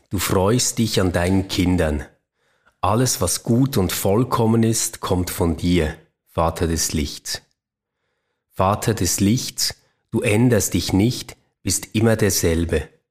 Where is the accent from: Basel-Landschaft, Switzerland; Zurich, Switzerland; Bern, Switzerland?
Basel-Landschaft, Switzerland; Lausen; Wir hatten so dieses Format bei uns in der Kirchgemeinde in Lausen, wo ich herkomme.